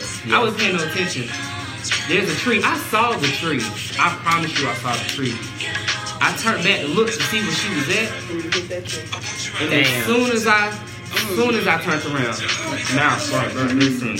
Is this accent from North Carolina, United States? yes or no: yes; Charlotte, North Carolina, United States; also born or lived in Winston-Salem, North Carolina; Because then I moved from Winston to Charlotte, and I was 8. So the transition was rough, because I was a new kid on the block.